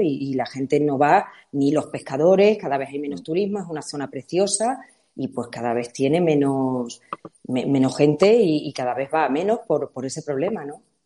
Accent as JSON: {"language": "Spanish", "area": "La Siberia", "region": "Extremadura", "country": "Spain", "said": "la Siberia extremeña, a pesar de que su nombre puede un poco eh, mandarnos a Rusia, no tenemos nada que ver, es verde, tiene mucha agua, somos la zona de Extremadura"}